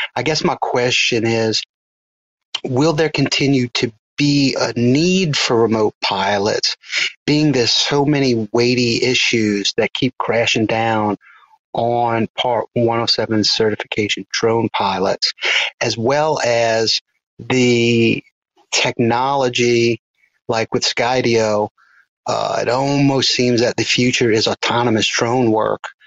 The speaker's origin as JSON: {"language": "English", "town": "New Orleans", "region": "Louisiana", "country": "United States", "said": "I'm from Southeast Louisiana in the New Orleans area"}